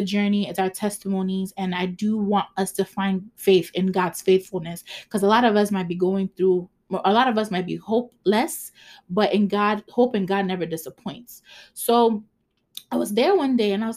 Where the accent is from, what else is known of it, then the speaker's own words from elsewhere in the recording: Ghana; English is a second language; I'm Ghanaian